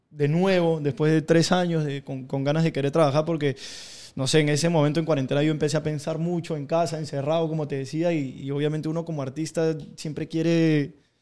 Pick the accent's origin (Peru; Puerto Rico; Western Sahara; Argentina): Peru; A mí ya me conocían en Perú … pero yo quería dejar como, como todo lo que había venido haciendo con mi nombre original atrás, porque yo tuve un paso por la televisión en mi país